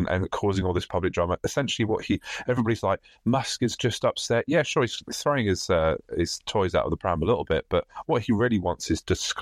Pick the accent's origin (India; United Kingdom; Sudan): United Kingdom; being a Brit